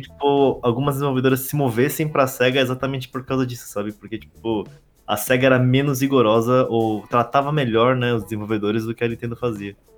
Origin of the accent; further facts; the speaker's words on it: Brazil; como brasileiro